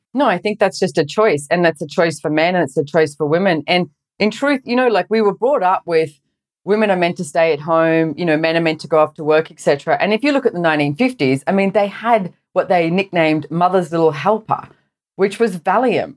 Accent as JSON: {"language": "English", "town": "Sydney", "region": "New South Wales", "country": "Australia", "tie": "born or raised there", "said": "I grew up in Sydney, Australia, and I went to a private school"}